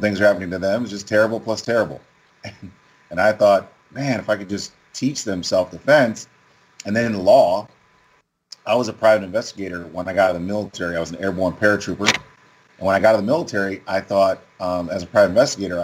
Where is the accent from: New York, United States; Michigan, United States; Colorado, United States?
Michigan, United States; Ann Arbor; moved away; also born or lived in Detroit; I'm from Ann Arbor. It's a country. It's a college town